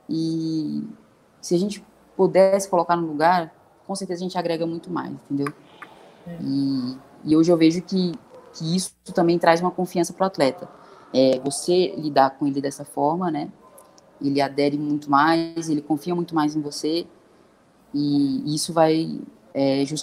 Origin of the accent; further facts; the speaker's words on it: Brasília, Federal District, Brazil; moved away; Eu morava em república quando era atleta, que minha família é de Brasília, né? Eu sou de Brasília